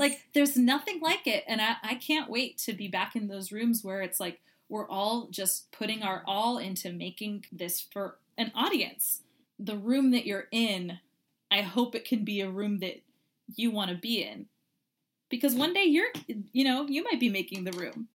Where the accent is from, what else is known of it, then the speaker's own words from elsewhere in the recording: Kentucky, United States; growing up in Kentucky